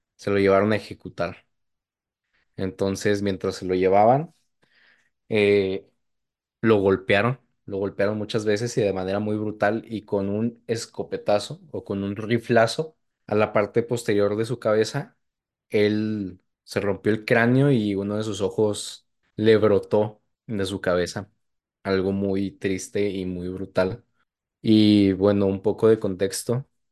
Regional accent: Chihuahua, Mexico; now in El Paso, United States; en mi estado natal, no en mi ciudad natal, pero sí en mi, en mi estado natal

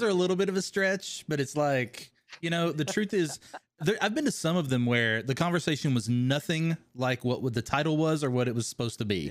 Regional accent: Kentucky, United States; accent: twang; moved away as an adult; also born or lived in California; Kentucky, originally

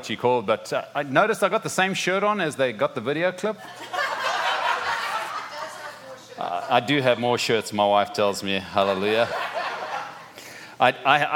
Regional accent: Zimbabwe; moved away as an adult; also born or lived in South Africa; now in Florida, United States; are born and raised in Zimbabwe. Parents were born and raised in Zimbabwe

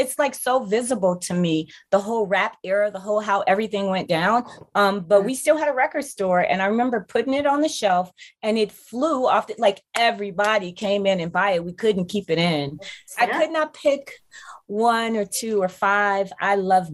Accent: Chicago, Illinois, United States; Growing up in Chicago, I'm from Chicago, inner city.

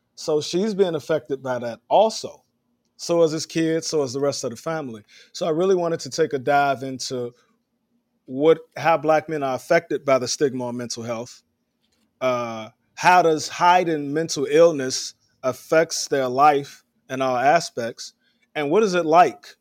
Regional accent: Chicago, Illinois, United States; now in New York City, United States; I'm from Chicago

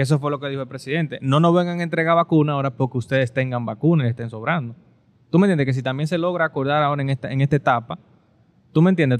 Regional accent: Dominican Republic

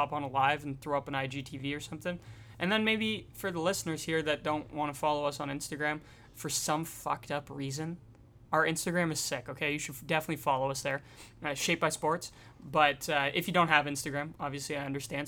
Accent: Canada; We're, we're Canadian

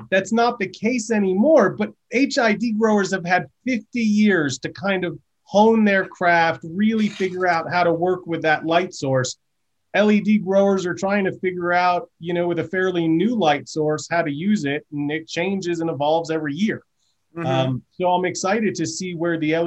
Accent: New York, United States; my home state of New York

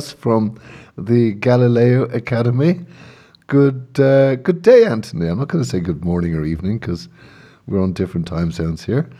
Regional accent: Ireland; also born or lived in England; I'm Irish

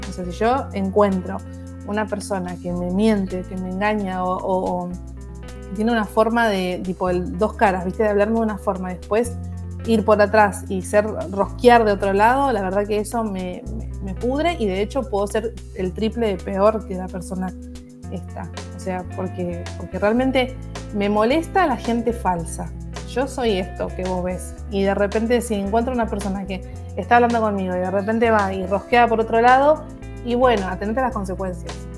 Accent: Moreno, Buenos Aires Province, Argentina; toda mi, infancia y mi adolescencia la pasé en un barrio, en Moreno, que es el barrio Asunción

